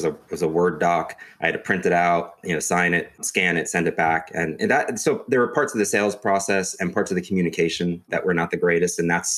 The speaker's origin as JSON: {"language": "English", "region": "New York", "country": "United States", "also_born_or_lived": "Pittsburgh, Pennsylvania", "said": "I'm originally from New York."}